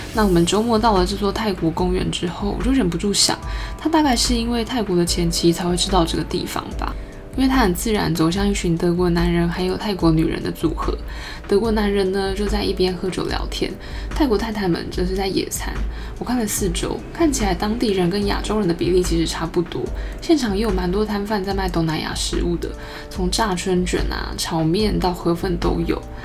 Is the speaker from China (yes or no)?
no; Taipei, Taiwan; 我身为一个热爱台北的土生土长台北人